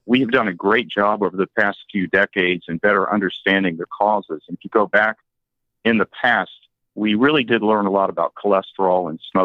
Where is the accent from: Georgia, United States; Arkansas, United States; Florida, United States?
Georgia, United States; South; I was very much influenced by people in South Georgia where I grew up